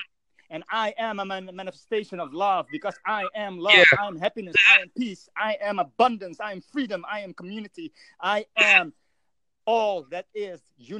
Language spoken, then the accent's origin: English; Netherlands; I'm from the Netherlands, man.